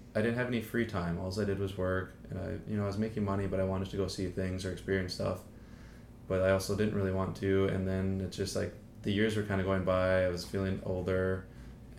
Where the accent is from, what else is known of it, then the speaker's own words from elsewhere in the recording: North Dakota, United States; moved away; I'm from North Dakota in the United States